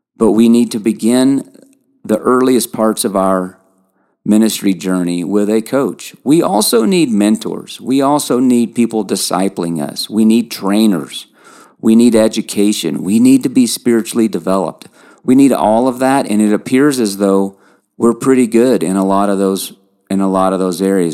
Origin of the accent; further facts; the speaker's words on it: Lexington, Kentucky, United States; accent: twang; I grew up in Lexington, Kentucky